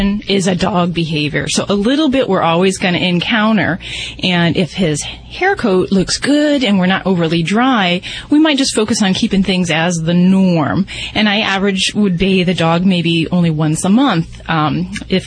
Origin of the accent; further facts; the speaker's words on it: Indiana, United States; And I'm from Indiana